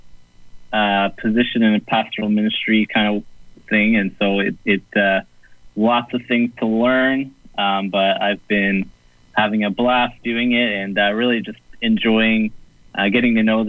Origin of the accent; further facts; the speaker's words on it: Saint John, New Brunswick, Canada; also born or lived in Moncton; I grew up in St. John, so where I'm at now is in St. John at Lancaster, but I spent the last 10 years in Moncton